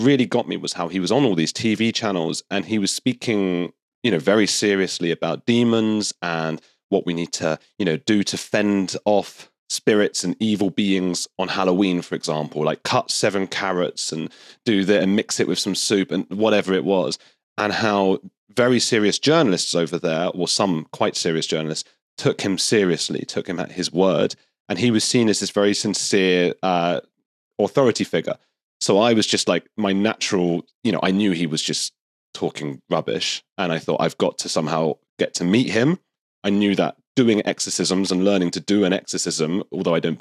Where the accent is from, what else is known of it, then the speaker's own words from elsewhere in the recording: United Kingdom; also born or lived in Argentina; I'm British